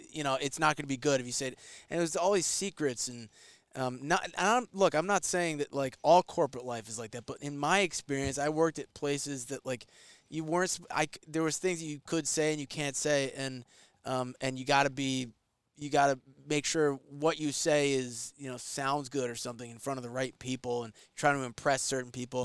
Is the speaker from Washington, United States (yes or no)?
no; New York, United States; I'm from New York